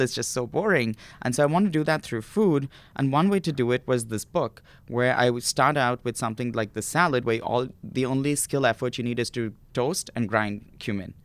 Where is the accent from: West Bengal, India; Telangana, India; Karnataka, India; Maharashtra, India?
Maharashtra, India; Mumbai; moved away; I grew up in India